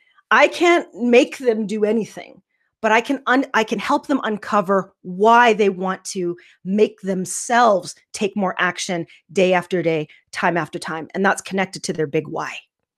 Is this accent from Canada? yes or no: yes; Yorkton, Saskatchewan, Canada; also born or lived in Baltimore, Maryland, United States; I was born in Baltimore, Maryland, which is on the East Coast. And we moved to Canada when I was about 2 in the early 80s. And we moved to a small town called Yorkton, Saskatchewan.